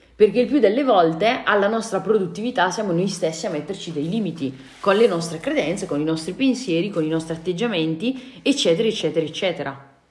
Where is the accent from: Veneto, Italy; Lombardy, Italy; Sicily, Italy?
Lombardy, Italy; Brescia; da bresciana ti garantisco che so molto bene cosa vuol dire quando c'è la nebbia